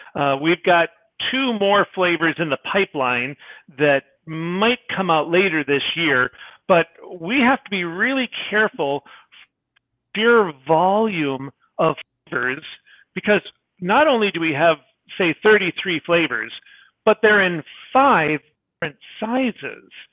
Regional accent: Michigan, United States; I am a wimp from Michigan

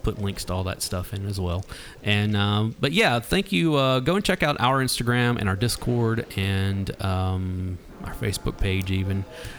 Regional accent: Nashville, Tennessee, United States; I'm a lifer. You know, like, it's always, I've got Nashville tattooed on my arm.

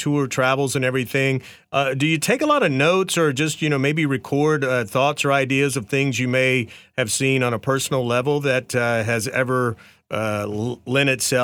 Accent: North Carolina, United States; I grew up in the South in North Carolina.

